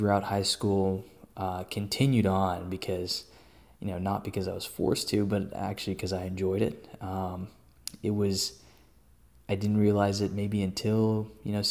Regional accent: Austin, Texas, United States; also born or lived in Hyderabad, India; Born and raised in Austin, Texas

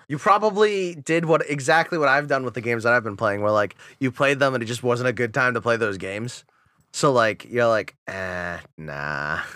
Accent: Rhode Island, United States; "Rhode Island."

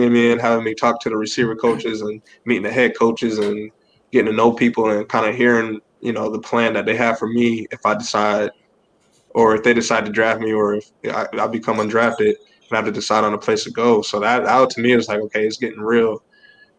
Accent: Blythewood, South Carolina, United States; also born or lived in Gaffney, South Carolina; my hometown, Blythewood

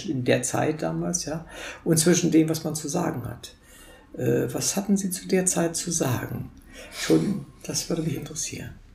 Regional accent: Wolfenbüttel, Lower Saxony, Germany; moved away; ich komme aus Wolfenbüttel, das ist 40 okay. Kilometer von der Grenze entfernt. Wir waren auch im, im, Grenzland sozusagen, da bin ich aufgewachsen.

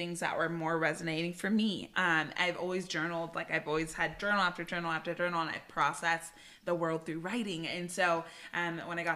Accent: Bay Area, California, United States; moved away as an adult; now in Southern California, United States; I'm from the Bay Area. So I was born and raised there and moved to Southern California for school and just kind of stayed and loved it

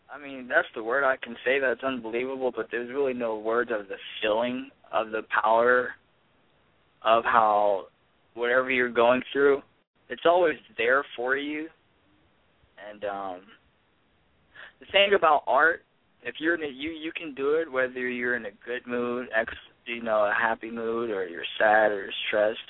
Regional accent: Ohio, United States; being an inner city kid that I was raised as in Ohio around high school

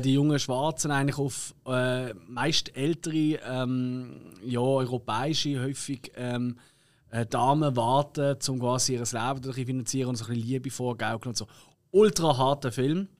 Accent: Switzerland; bei uns in der Schweiz

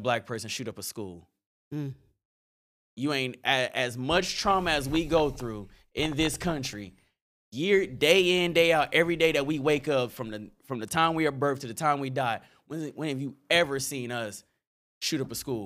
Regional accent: Indiana, United States; I come from Indiana

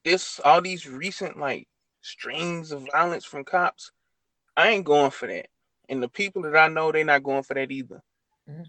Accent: Mississippi, United States; I'm from Mississippi

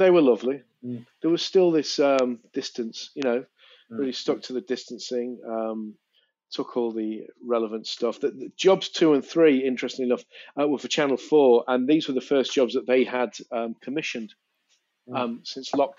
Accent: Manchester, North West England, United Kingdom; moved away as an adult; now in London, United Kingdom; I grew up in Manchester, South Manchester.

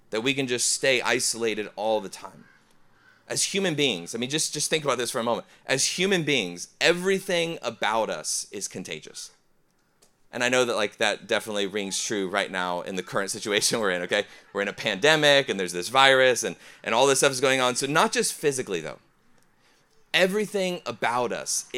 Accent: Ohio, United States; I'm from Ohio area.

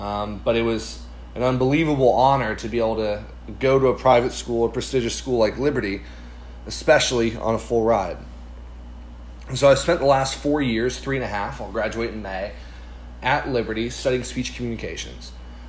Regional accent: Ireland; I grew up overseas in Ireland. My parents are missionaries there, and so from 7th grade all the way through 12th grade, I grew up overseas.

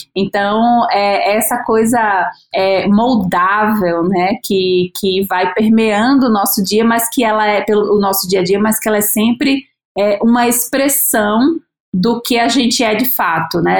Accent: Natal, Rio Grande do Norte, Brazil; now in São Paulo, Brazil; eu sou de Natal, moro em São Paulo há oito anos

